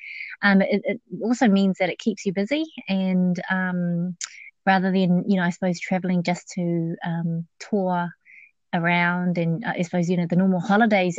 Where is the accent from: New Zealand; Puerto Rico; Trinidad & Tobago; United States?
New Zealand; accent: Kiwi; also born or lived in Laos; Good old Kiwi accent